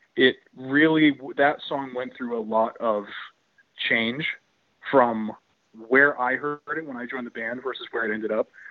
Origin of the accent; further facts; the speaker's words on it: southern New England, United States; we as Southern New Englanders